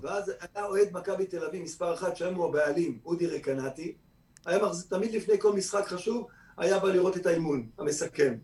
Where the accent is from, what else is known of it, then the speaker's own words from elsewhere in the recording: Kfar Saba, Central District, Israel; also born or lived in Tel Aviv; אני ישראלי שנולד בכפר סבא